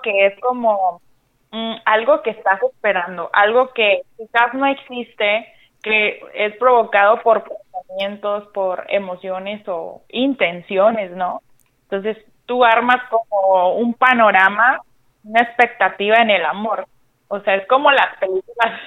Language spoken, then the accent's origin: Spanish; Sinaloa, Mexico; moved away as an adult; now in Baja California, Mexico; yo soy de Sinaloa, pero ya tengo alrededor de casi seis años viviendo acá en Baja California